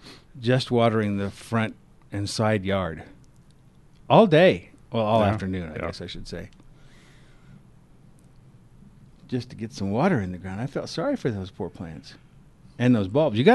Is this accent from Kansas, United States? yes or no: yes; Kansas, United States; now in Colorado, United States; I grew up with them in Kansas.